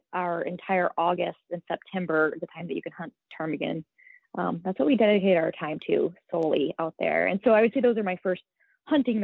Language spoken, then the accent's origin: English; Alaska Peninsula, United States; I grew up on the Alaskan Peninsula within a wildlife refuge.